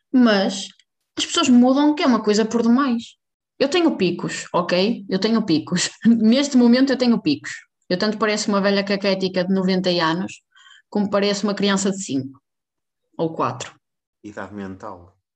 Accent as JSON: {"language": "Portuguese", "country": "Portugal", "said": "há um fenómeno neste momento em Portugal que é eleições. {S1} Ah, ainda falamos disso. {S0} E então, na minha terrinha, que eu não vou pronunciar o nome"}